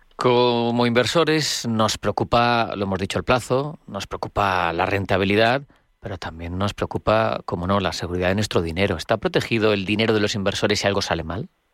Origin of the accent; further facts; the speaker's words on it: Spain; los españoles somos los europeos con mayor tasa de ahorro